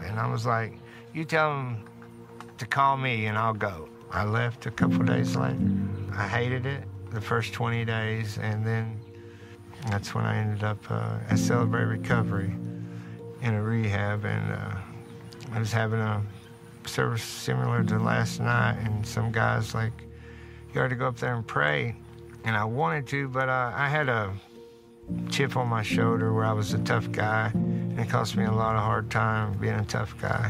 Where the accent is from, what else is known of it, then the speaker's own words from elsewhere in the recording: Martin County, Kentucky, United States; I grew up in Martin County here.